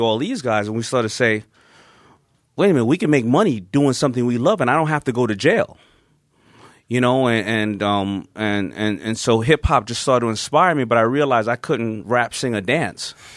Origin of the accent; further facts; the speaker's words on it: New York City, New York, United States; I grew up in Hollis, Queens